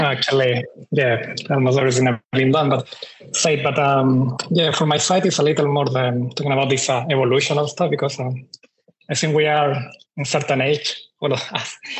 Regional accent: Chile; moved away as an adult; now in Australia; I'm from Chile. I moved to Australia around nine nine years ago now

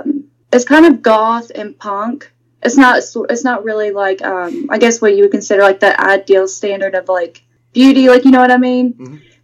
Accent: West Virginia, United States; accent: southern twang; now in Virginia, United States; So, I'm actually from West Virginia.

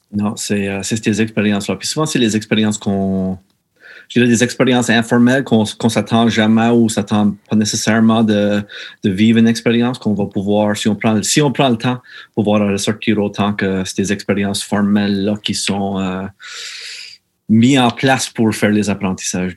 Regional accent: Meteghan, Nova Scotia, Canada; originaire de, de la Baie-Sainte-Marie, juste un, autre euh, petit village appelé Metagan

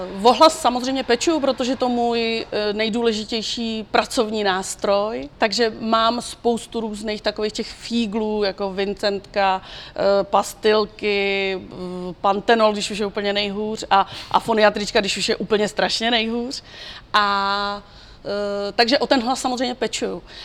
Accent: Czechia; u nás v Čechách

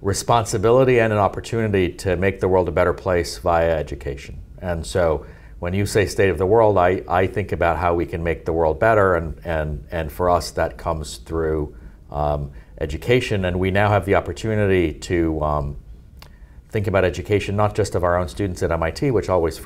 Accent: Toronto, Ontario, Canada; also born or lived in Munich, Germany; I grew up in Toronto, Canada

